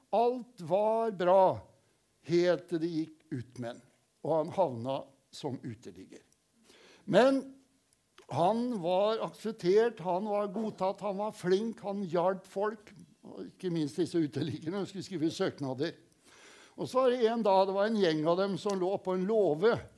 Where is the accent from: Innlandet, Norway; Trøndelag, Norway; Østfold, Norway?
Østfold, Norway; Kråkerøy; som guttunge jeg bodde hjemme hos besteforeldrene mine på Kråkerøy